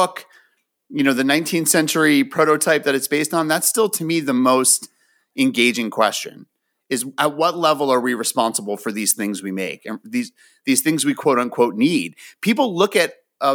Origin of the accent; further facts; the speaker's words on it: United States; also born or lived in Florida; I grew up right outside of New York City